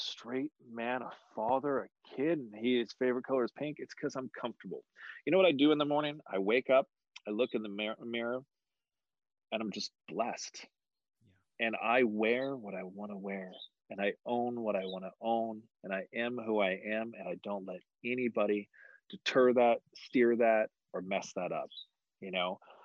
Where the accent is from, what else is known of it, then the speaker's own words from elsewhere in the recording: Oakhurst and Los Banos, Central Valley, California, United States; moved away as an adult; also born or lived in Modesto, California; now in San Francisco Bay Area, United States; Born and raised. I was born in Modesto, raised in a little town called Oakhurst and Los Banos out in the Central Valley